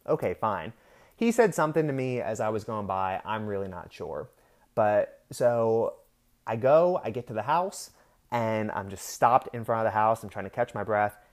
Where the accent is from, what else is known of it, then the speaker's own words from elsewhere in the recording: Pennsylvania, United States; now in Florida, United States; I'm originally from Pennsylvania